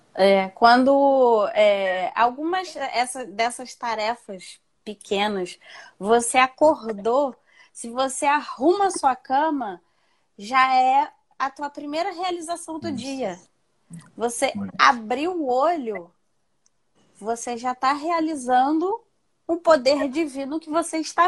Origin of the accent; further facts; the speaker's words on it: Rio de Janeiro, Brazil; Moro, sou do Rio